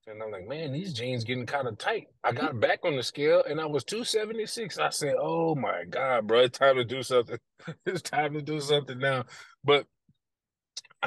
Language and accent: English; New Orleans, Louisiana, United States; I'm in New Orleans currently. I'm back in my hometown